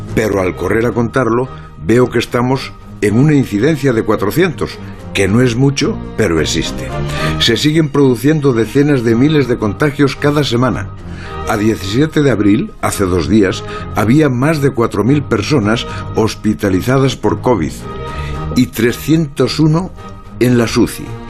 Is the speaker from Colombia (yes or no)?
no; Lugo, Galicia, Spain; soy yo, aldeano de Lugo